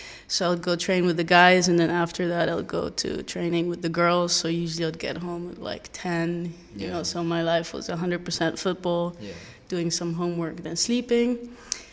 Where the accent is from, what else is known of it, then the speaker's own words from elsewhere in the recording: Amsterdam, North Holland, Netherlands; Yes, I'm from Holland.